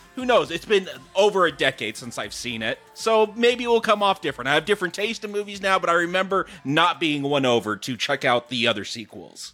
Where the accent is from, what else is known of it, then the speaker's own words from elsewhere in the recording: United States; I'm American